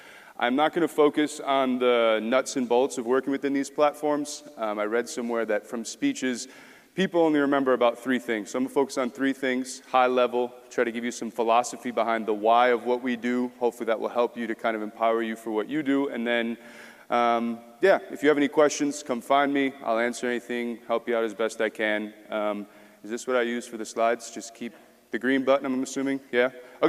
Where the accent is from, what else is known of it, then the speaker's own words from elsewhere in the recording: small town outside Milwaukee, Wisconsin, United States; moved away as an adult; also born or lived in Seoul, South Korea; get out of my hometown. I'm from Milwaukee, Wisconsin. From a small town just outside of there.